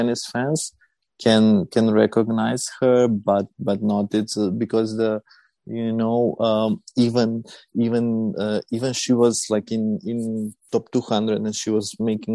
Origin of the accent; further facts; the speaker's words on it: North Macedonia; we are from Macedonia. It's a small country on the Balkans, close to Serbia and Greece.